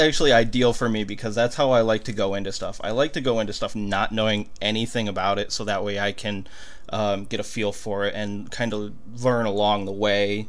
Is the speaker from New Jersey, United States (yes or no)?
no; Michigan, United States; now in Texas, United States; we're both originally from Michigan and moving halfway across the country